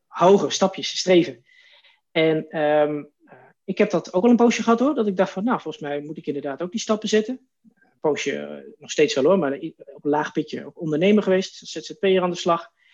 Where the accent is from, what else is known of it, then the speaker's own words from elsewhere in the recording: Wierden, Overijssel, Netherlands; also born or lived in Oldenbroek; now in Zwolle, Netherlands; officieel uit Oldenbroek, vlakbij Zolle. Daar ben ik geboren, maar eigenlijk mijn hele jeugd opgegroeid in Wierden. Dat is in, uh, in Twente, eh, vlakbij Almelo.